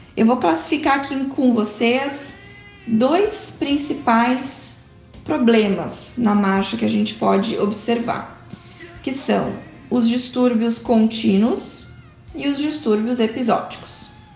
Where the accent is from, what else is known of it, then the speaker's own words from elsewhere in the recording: Porto Alegre, Rio Grande do Sul, Brazil; sou de Porto Alegre, do Rio Grande do Sul